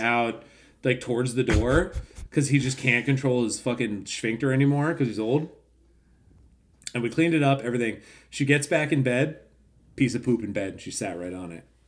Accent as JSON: {"language": "English", "country": "United States", "said": "we're fucking Americans"}